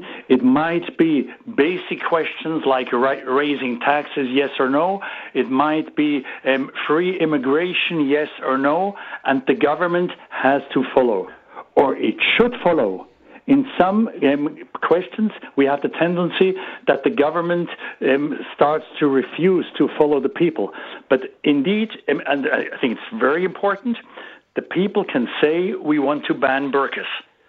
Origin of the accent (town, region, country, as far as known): Switzerland; English is a second language